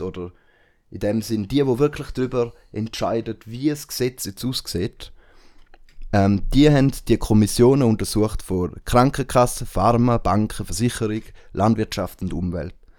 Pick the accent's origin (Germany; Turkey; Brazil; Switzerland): Switzerland; bei uns in der Schweiz